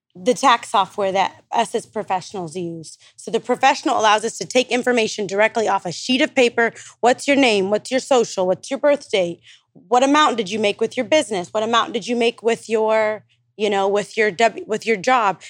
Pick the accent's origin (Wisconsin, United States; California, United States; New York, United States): California, United States; Stockton; now in Dallas, United States; I'm from Stockton, California, but I live in, like, Dallas, Texas